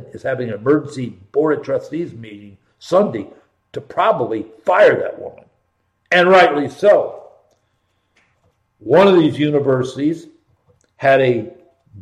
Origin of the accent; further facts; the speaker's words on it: Columbus, Ohio, United States; I was born and raised in Columbus, Ohio.